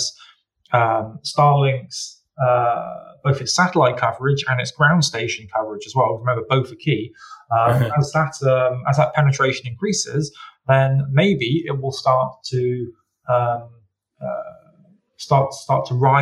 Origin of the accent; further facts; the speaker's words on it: United Kingdom; you and I, as British citizens